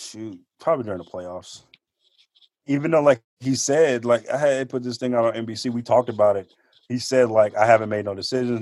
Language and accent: English; Oakland, California, United States; I'm from Oakland